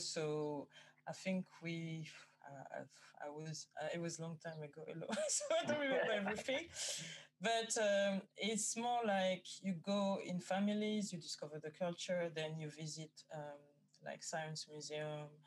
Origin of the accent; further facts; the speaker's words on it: France; moved away as an adult; also born or lived in Guadeloupe / Paris / Amsterdam / Germany; now in London, United Kingdom; I was born in France. I think I've lived in France until 25